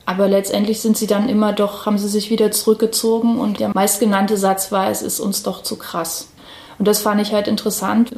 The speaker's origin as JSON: {"language": "German", "town": "Halle", "region": "Saxony-Anhalt", "country": "Germany", "tie": "born or raised there", "said": "ich bin selber tatsächlich auch in Halle äh, aufgewachsen auf der Silberhöhe"}